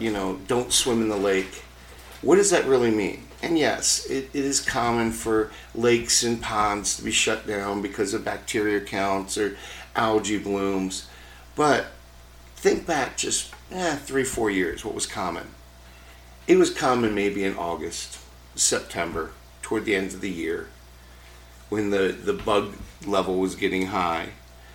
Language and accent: English; Baltimore, Maryland, United States; now in Minnesota, United States; where I grew up in Baltimore, where we had smog back in the 70s and 80s